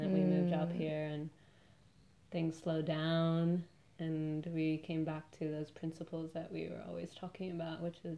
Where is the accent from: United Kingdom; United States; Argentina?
Argentina; now in Melbourne, Australia; I'm from Argentina